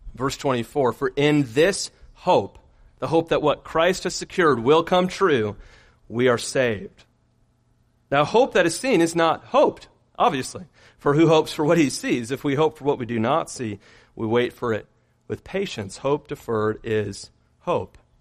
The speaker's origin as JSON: {"language": "English", "region": "Michigan", "country": "United States", "tie": "born or raised there", "moved": "yes", "said": "growing up in Michigan"}